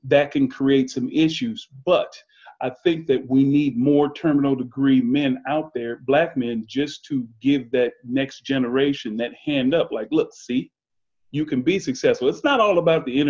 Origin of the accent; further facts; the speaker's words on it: Omaha, Nebraska, United States; moved away as an adult; also born or lived in South Dakota; now in Atlanta, United States; I grew up in the Midwest. I'm from Omaha